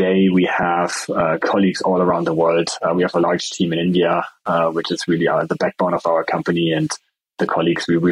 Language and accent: English; Germany; accent: German; English is a second language; now in Boulder, United States; I'm originally from Germany. That's where my accent is from